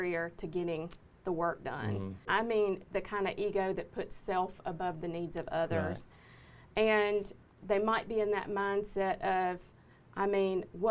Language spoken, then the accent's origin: English; United States; I grew up on Denny Road. That's where my family farm is, in Catala